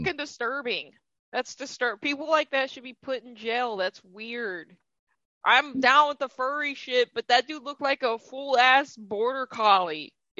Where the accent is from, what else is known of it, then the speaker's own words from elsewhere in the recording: Texas, United States; moved away as an adult; now in Minnesota, United States; And I'm from Texas.